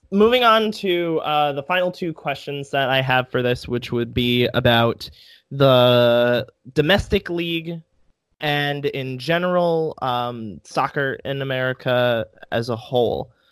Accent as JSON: {"language": "English", "country": "United States", "said": "being an American"}